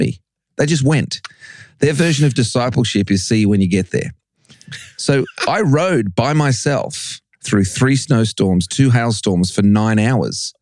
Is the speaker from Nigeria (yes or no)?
no; Australia; also born or lived in England; I was born in England. My parents took me to Australia when I was seven.